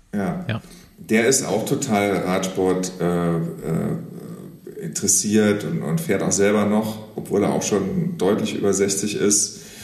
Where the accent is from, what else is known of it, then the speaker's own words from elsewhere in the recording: Saarlouis, Saarland, Germany; ich komme aus dem Saarland, ich bin an der deutsch-französischen mhm. Grenze aufgewachsen